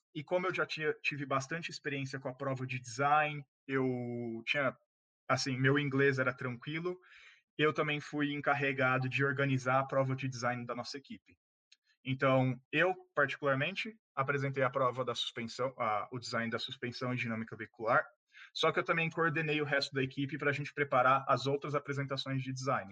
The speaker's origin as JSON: {"language": "Portuguese", "town": "Ribeirão Preto", "region": "São Paulo", "country": "Brazil", "said": "eu sou de Ribeirão Preto, no interior de São Paulo"}